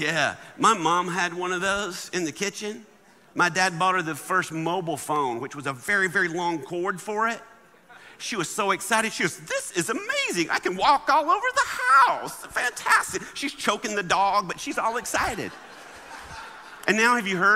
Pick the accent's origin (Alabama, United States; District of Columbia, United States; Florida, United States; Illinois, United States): Alabama, United States; I grew up in Alabama